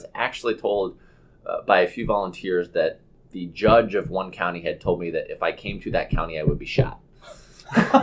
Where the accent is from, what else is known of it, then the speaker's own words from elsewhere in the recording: Bethesda, Maryland, United States; my hometown delegate in Bethesda, Maryland